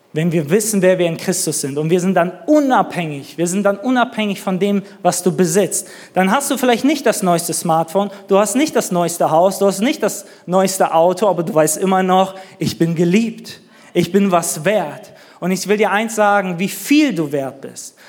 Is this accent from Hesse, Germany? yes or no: no; Neuss, North Rhine-Westphalia, Germany; moved away as an adult; also born or lived in northern Germany; now in Nuremberg, Germany; wir kommen aus Düsseldorf, aus Neuss, irgendwer hier aus Nordrhein-Westfalen.